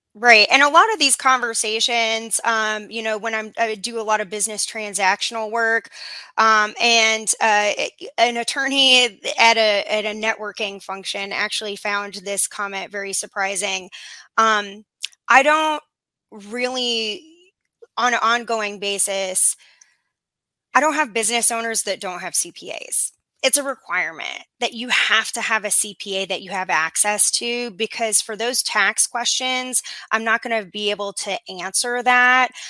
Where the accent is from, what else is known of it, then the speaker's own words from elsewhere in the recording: Arizona, United States; moved away as an adult; also born or lived in Washington, D.C. / Miami; I'm originally from Arizona